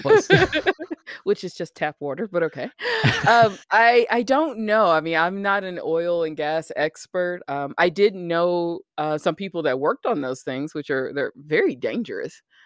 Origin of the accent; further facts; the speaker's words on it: the South, United States; I grew up in the South